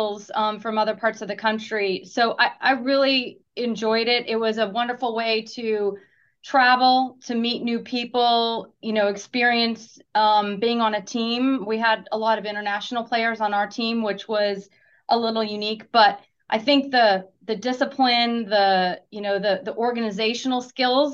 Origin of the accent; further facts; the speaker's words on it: Pacific Northwest, just south of Seattle, Washington, United States; moved away as an adult; also born or lived in Arizona / Southern California / New Jersey; I'm originally from the Pacific Northwest